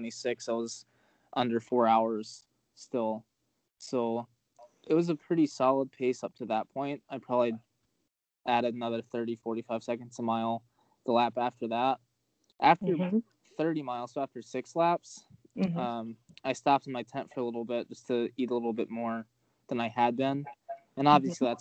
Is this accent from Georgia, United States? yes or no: yes; Atlanta, Georgia, United States; moved away; I'm originally from Atlanta